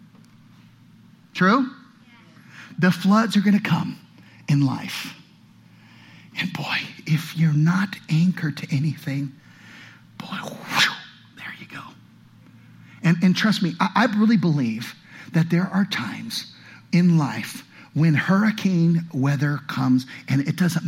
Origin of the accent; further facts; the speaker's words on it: California, United States; now in Utah, United States; I come from California